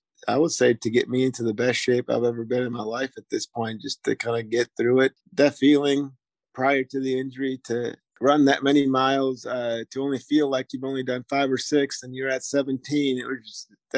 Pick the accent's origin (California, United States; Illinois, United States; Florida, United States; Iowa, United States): Illinois, United States; Chicago; now in Owensboro, United States; I'm from Chicago.